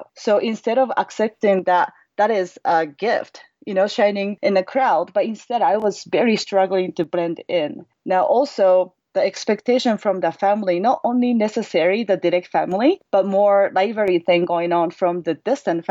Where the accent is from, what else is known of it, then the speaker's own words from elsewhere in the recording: Osaka, Japan; English is a second language; moved away as an adult; now in Lake Tahoe, United States; I was born and raised in Osaka, Japan. And I came to the United States during my sophomore year in college, and then pretty much I never left ever since. And I'm currently living in Lake Tahoe with my family